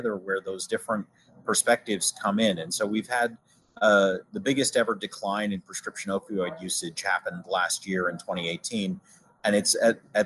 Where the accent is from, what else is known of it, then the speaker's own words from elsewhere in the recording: Maine, United States; also born or lived in United Kingdom; done some amateur journalism for a local radio station in my hometown up in Maine